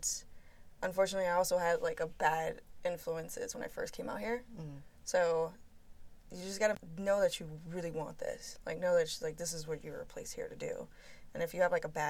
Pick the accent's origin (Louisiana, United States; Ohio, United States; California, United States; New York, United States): Louisiana, United States; New Orleans; I'm originally from New Orleans